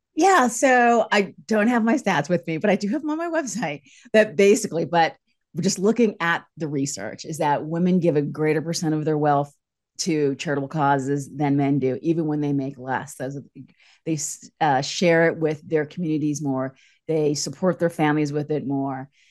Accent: East Coast, United States; moved away as an adult; also born or lived in San Francisco / Los Angeles; I'm from the East Coast

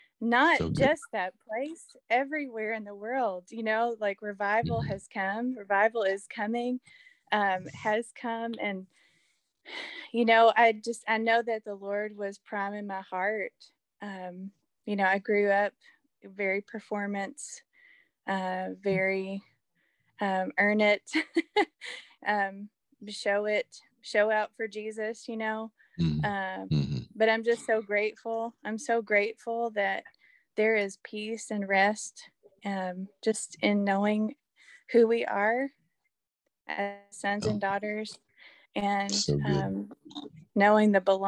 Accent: Elizabethtown, Kentucky, United States; I'm from Elizabethtown, Kentucky.

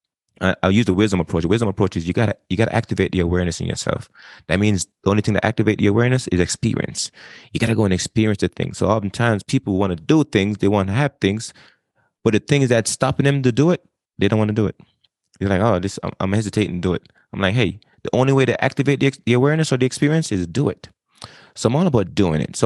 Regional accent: Jamaica; moved away as an adult; now in United States; I was born and raised in Jamaica.

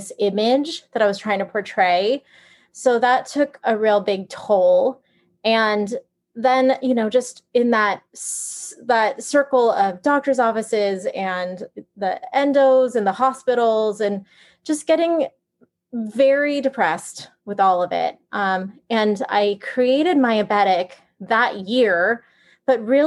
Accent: San Francisco area, Northern California, United States; moved away as an adult; also born or lived in Los Angeles; I'm from Northern California around San Francisco area.

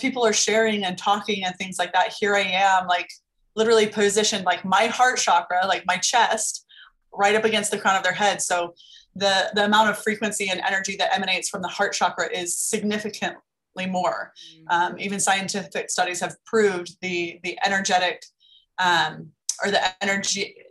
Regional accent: Las Vegas, Nevada, United States; I'm from Las Vegas. We have a lot of day clubs, nightclubs, like getting your lashes done is very common here.

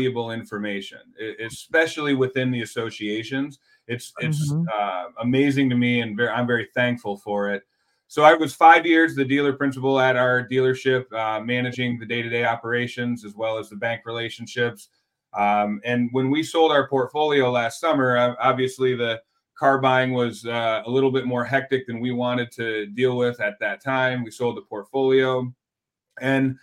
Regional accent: Michigan, United States; now in Houston, United States; I grew up in Michigan

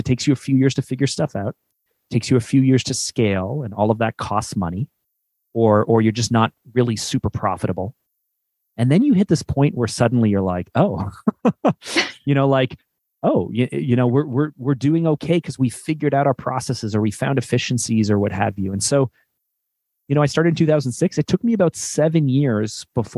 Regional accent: Canada; also born or lived in Toronto; I'm Canadian. We live in Toronto, which is kind of like the New York City of our country

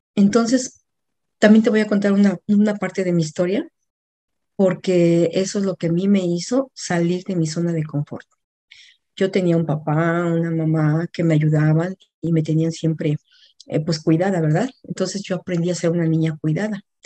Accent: Mexico; moved away as an adult; also born or lived in Mexico City, Mexico; now in Atlanta, United States; mexicana, vivo en Atlanta, Georgia

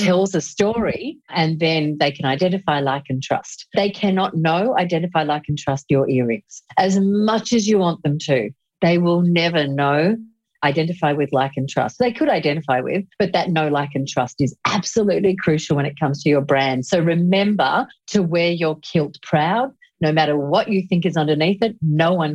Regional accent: Australia; accent: Australian

